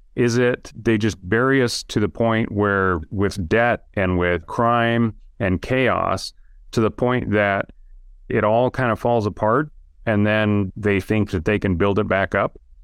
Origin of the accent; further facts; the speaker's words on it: Idaho, United States; now in Utah, United States; I live in Utah now. I grew, but I grew up in Idaho